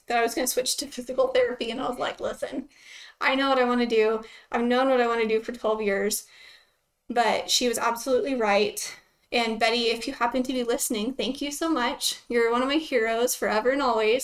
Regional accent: Lubbock, Texas, United States; I'm from Lubbock, Texas, born and raised here

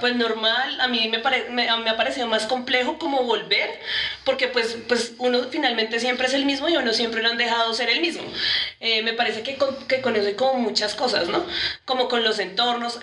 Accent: Bogotá, Colombia; yo también estoy en Bogotá, Y en mi colegio, hice mi universidad

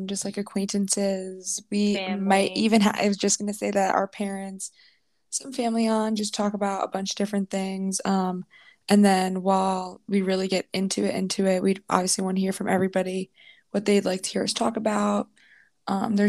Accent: New Jersey, United States; we're from Jersey

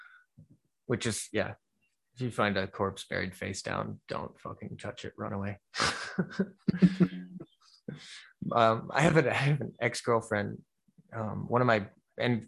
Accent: Florida, United States; now in Ohio, United States; I grew up in Florida

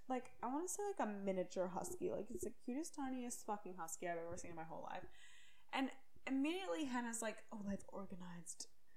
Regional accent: Maryland, United States; moved away; also born or lived in Orange County, California; I was born in Maryland.

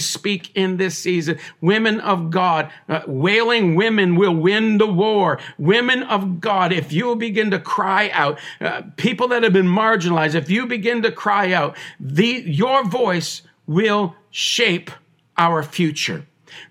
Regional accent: Tyendinaga Mohawk Territory, Ontario, Canada; I was born on the Tandanega Mohawk Territory. I am Mohawk

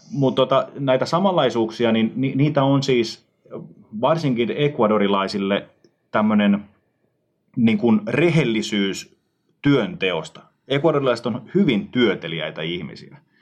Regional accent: Tampere, Pirkanmaa, Finland; moved away as an adult; Mä oon kotoisin siis mm. Suomen yhdestä suurimmasta kaupungista Tampereelta ja mm. melkein koko elämäni asunut siis kaupungissa.

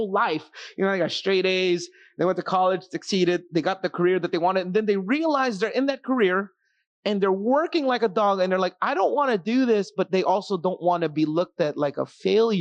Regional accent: Philippines; I'm Filipino

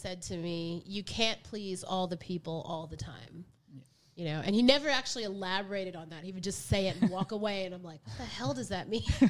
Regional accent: the South, United States; growing up in the South and growing up with, you know, restrictive parents and in such a white society

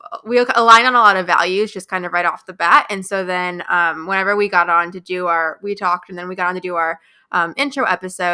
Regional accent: Midwest, United States; now in Wilmington, United States; I am from the Midwest, about an hour east of Chicago

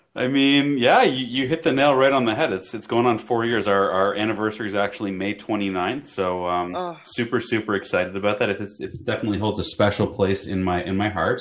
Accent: Toronto, Ontario, Canada; now in United States; I'm from Toronto, Canada originally.

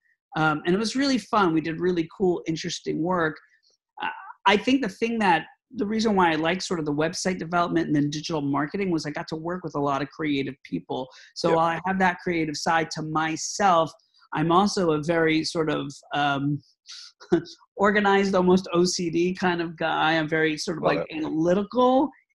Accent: Florida, United States; moved away as an adult; also born or lived in New York City; now in Boston, United States; I'm originally from Florida, like Frank mentioned. I moved to New York City, and I lived in New York for about 25 years.

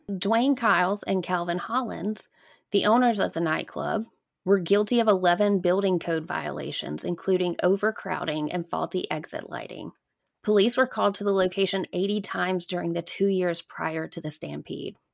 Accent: Alabama, United States; growing up in Alabama

